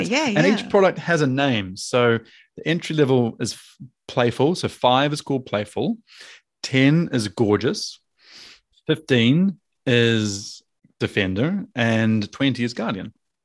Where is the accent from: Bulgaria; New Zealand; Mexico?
New Zealand; Auckland; So I'm from Auckland.